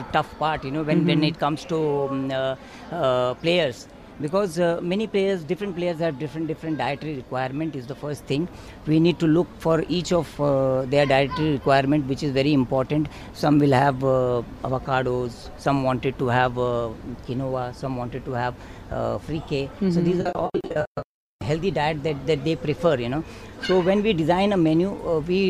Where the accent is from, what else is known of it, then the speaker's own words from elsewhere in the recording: India; moved away as an adult; now in Dubai, United Arab Emirates; I am from India. I have been in the city for almost 20 years